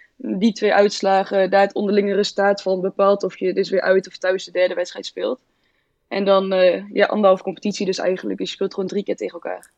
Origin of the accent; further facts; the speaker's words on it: Lichtenvoorde, Gelderland, Netherlands; now in Zwolle, Netherlands; ik kom uit Oost, uit de Achterhoek, uh, Lichtenvoorde